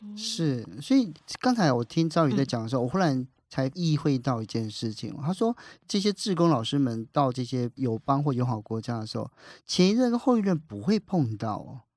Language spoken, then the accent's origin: Chinese; southern Taiwan, Taiwan; 我们南部的孩子